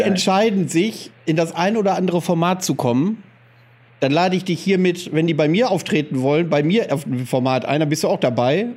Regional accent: Greifswald, Mecklenburg-Vorpommern, Germany; moved away; in Greifswald, wo wir herkommen

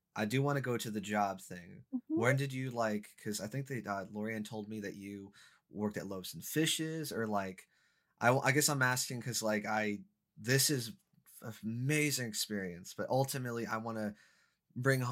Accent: Oregon, United States; I'm from Oregon

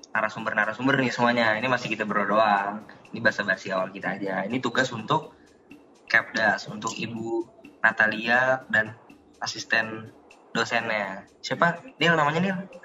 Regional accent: Jakarta, Indonesia; asal saya dari Jakarta.

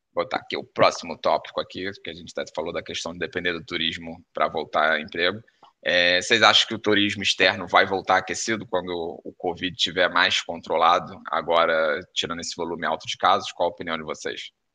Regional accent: Brazil; now in Porto, Portugal; mesmo sendo brasileiro

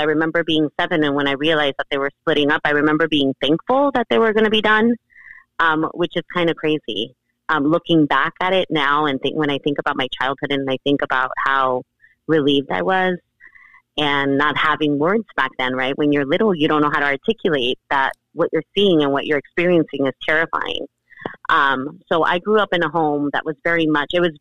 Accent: Los Angeles, California, United States; I grew up in South Central in the 90s, in the 80s and 90s

